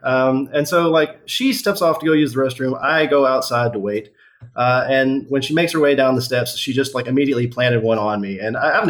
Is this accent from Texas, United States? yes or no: yes; Texas, United States; moved away as an adult; also born or lived in Dallas, Texas / Seattle, Washington; now in Durham, United States; Originally from the middle of nowhere, Texas. Lived just outside of Dallas for several years before taking a job in Seattle